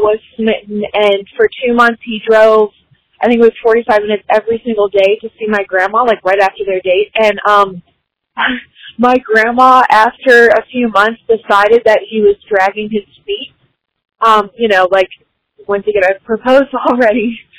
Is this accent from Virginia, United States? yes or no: yes; Rickseyville, Virginia, United States; I'm from Rickseyville, Virginia.